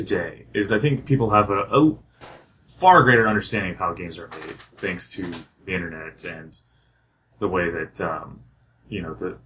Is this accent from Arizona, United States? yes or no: yes; Phoenix, Arizona, United States; moved away as an adult; also born or lived in Ohio; I grew up in Phoenix.